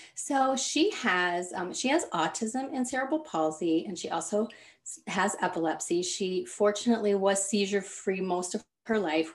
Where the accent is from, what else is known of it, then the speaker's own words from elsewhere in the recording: Kansas, United States; moved away as an adult; now in Michigan, United States; So I was born and raised in Kansas, and now I live in Michigan.